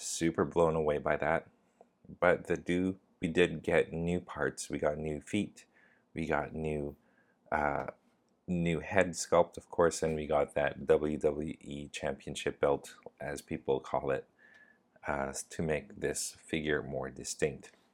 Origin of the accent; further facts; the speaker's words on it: Canada; now in Thailand; I live in Thailand, but I'm Canadian